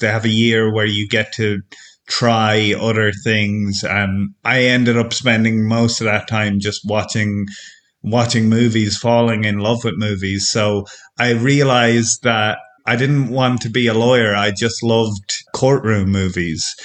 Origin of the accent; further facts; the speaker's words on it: Ireland; now in France; I'm from Ireland, but I'm living in France now, in rural France.